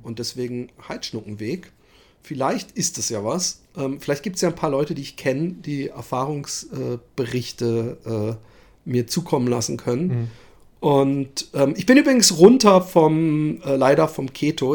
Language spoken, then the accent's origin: German; Netherlands; Als als als äh, Holländer und Flachläufer